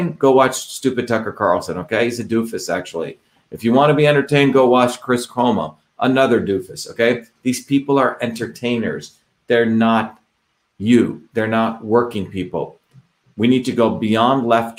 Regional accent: India; moved away; when I grew up in India

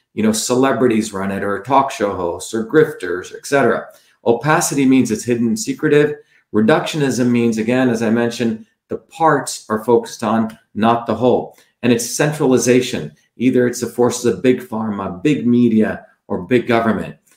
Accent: New Jersey, United States; New Jersey, my hometown where I grew up

